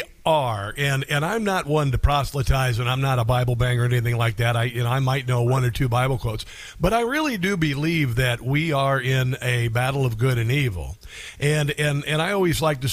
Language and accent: English; Iowa, United States; I grew up in Iowa